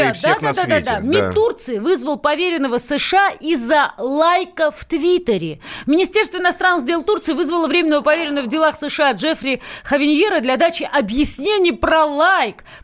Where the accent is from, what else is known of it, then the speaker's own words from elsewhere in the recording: Russia; Я была первая россиянка. А, надо перепроверить, но точно в списке первых, там, не знаю, 20 человек, кому дали пятилетнюю визу.